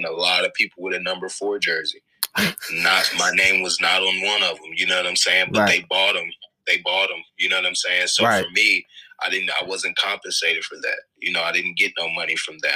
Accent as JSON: {"language": "English", "town": "Indianapolis", "region": "Indiana", "country": "United States", "said": "I'm from Indianapolis, both Midwest kids"}